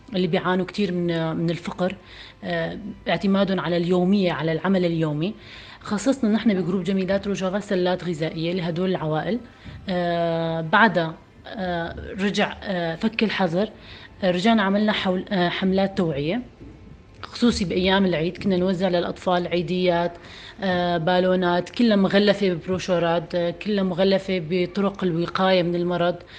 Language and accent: Arabic; northern Syria, Syria; نحن من الشمال السوري